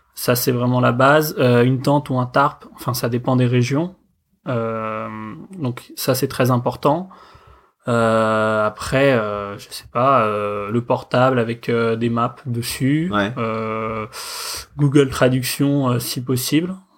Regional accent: Paris, Île-de-France, France; j'habite à Paris, je suis né à Paris, euh, j'ai toujours vécu

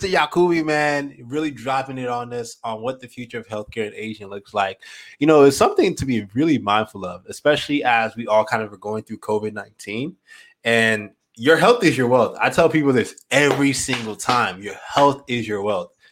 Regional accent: Morocco; I'm from Morocco, so

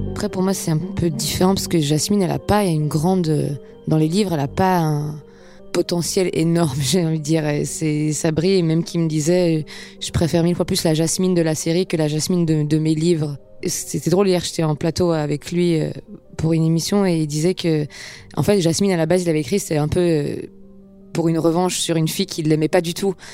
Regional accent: Geneva, Switzerland; moved away as an adult; now in Paris, France; à Genève, dans ma classe, euh, on parle tous plein de langues

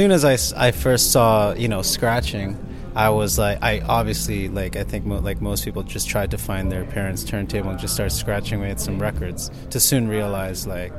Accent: Mississauga, Ontario, Canada; Yeah, Mississauga.

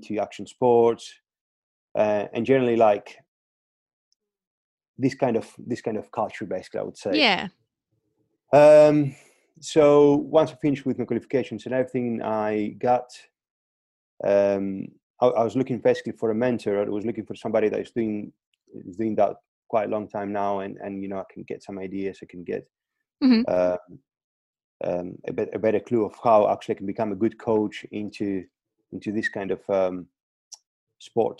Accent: Crete, Greece; moved away as an adult; Originally, I'm from Greece, from Crete.

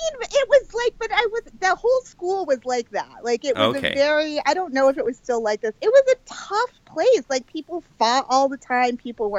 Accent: Swanzey, New Hampshire, United States; I grew up in Swansea, New Hampshire, which is a, you know, very small town in the very small state of New Hampshire. Very rural, big trees in the backyard.

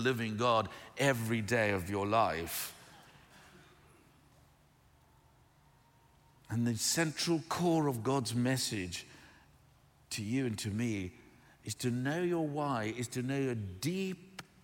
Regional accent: South Africa; moved away; I grew up in South Africa.

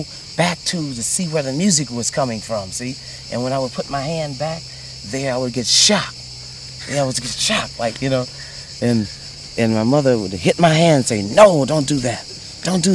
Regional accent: Cleveland, Ohio, United States; I was born in Cleveland, Ohio, July 13th, 1936

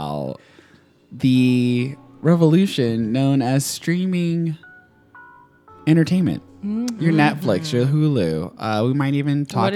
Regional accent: Nashville, Tennessee, United States; moved away; also born or lived in Chicago; I was raised in Nashville

